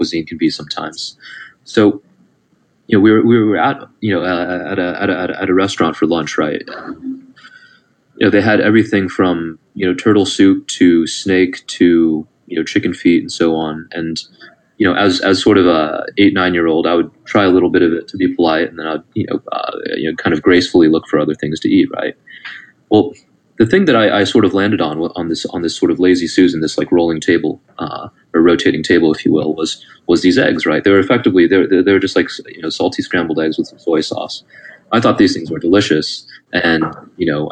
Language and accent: English; Southern California, United States; I was born and raised in the States in Southern California. And my family is ethnically Taiwanese